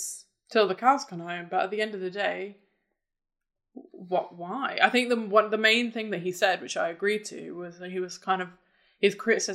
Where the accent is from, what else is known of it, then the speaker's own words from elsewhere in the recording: United Kingdom; we're British